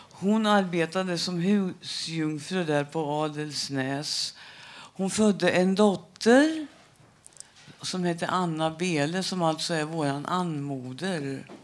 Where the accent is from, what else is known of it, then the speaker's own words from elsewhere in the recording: Söderköping, Östergötland, Sweden; vi blev eh, adopterade till en familj utanför Söderköping. Och, ehm, eh, där vi växte upp som adoptivbarn